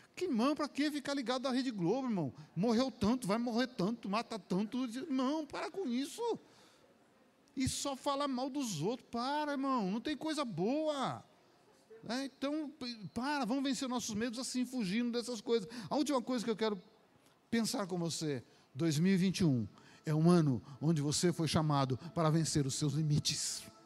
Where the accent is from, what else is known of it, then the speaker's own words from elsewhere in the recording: Minas Gerais, Brazil; now in São Paulo, Brazil; como eu sou mineiro